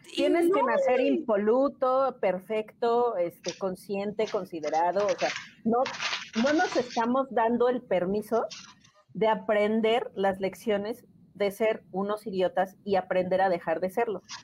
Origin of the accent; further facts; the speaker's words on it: Mexico; como mexicana orgullosa de serlo, porque sí, estoy muy orgullosa de ser mexicana